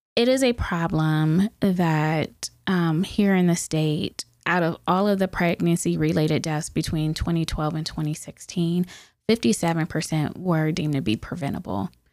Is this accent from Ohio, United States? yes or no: yes; Youngstown, Ohio, United States; I grew up in Youngstown, born and raised